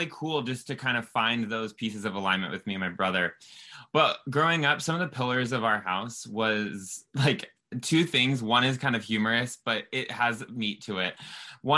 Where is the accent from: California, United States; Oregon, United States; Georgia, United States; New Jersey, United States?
California, United States; Southern; I grew up in Southern California, and growing up a kid down here